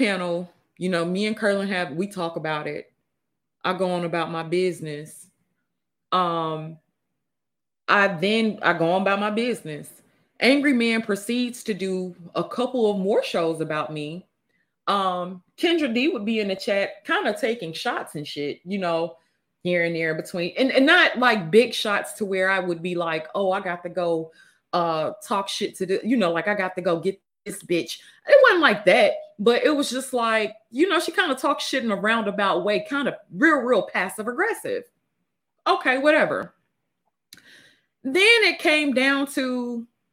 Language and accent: English; Mississippi, United States; I'm from Mississippi.